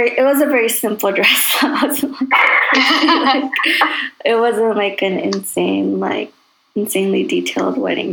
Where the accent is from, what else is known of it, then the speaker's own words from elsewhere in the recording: Chicago, Illinois, United States; I grew up in Chicago.